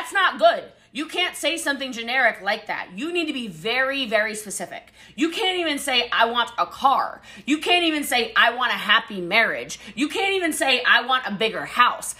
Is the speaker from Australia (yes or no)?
no; Hawaii, United States; The Hawaiian Islands because I am Hawaiian